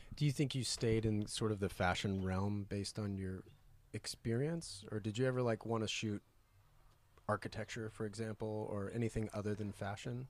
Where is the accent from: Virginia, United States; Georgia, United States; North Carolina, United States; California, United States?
North Carolina, United States; growing up in North Carolina